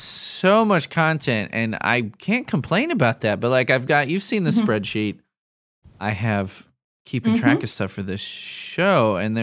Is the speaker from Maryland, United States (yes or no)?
no; Chicago, Illinois, United States; now in Lafayette, United States; I grew up in Chicago, so like Lafayette is like rinky-dinky to me